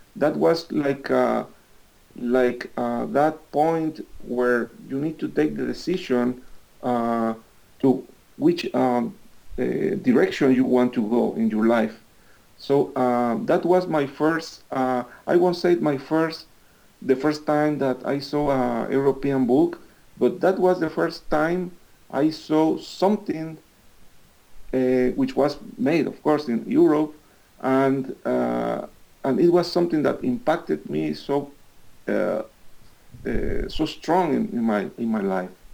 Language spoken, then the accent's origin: English; Veracruz, Mexico; English is a second language; moved away; also born or lived in Mexico City; I used to live in Veracruz, which is uh, my hometown.